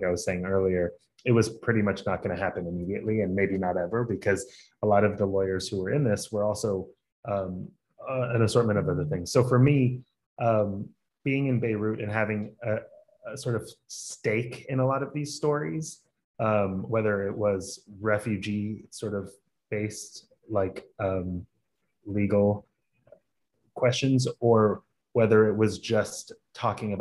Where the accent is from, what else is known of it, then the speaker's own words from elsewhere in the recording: Atlanta, Georgia, United States; I was born and raised in Atlanta, but I'm originally Lebanese.